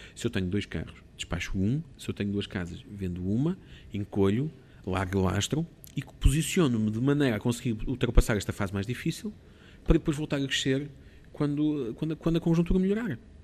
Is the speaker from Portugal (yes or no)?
yes; Portugal; sou de Portugal